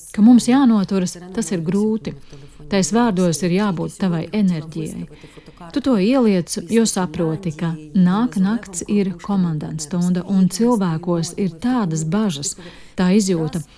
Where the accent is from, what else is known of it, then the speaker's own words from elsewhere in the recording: Uzhhorod, Zakarpattia Oblast, Ukraine; Latvian is a second language; esmu dzimusi Užgorodā, krievalodīgā ģimenē